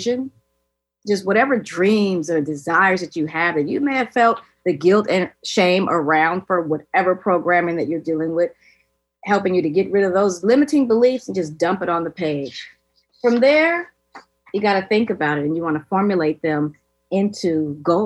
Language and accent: English; California, United States; I'm a flip-flop head growing up in California